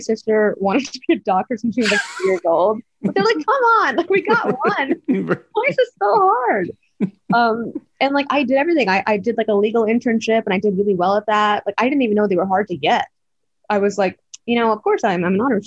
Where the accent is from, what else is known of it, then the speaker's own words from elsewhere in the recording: Plano, Texas, United States; moved away; I was in Plano, which is like a suburb of Dallas